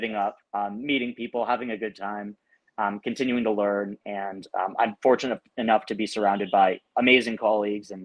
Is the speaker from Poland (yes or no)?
no; Windsor, Ontario, Canada; moved away as an adult; now in New York, United States; I'm like, Windsor